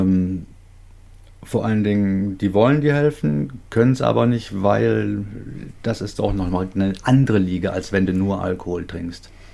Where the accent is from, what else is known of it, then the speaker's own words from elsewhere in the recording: North Rhine-Westphalia, Germany; Ich komme aus Nordrhein-Westfalen, ein bisschen weiter von dir entfernt